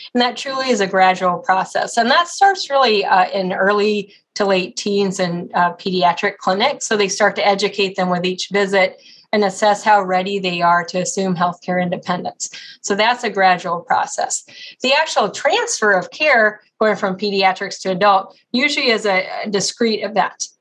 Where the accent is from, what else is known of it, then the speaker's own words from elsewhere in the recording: Colorado, United States; also born or lived in Ohio / Oklahoma / Texas; now in Cleveland, United States; I grew up in Colorado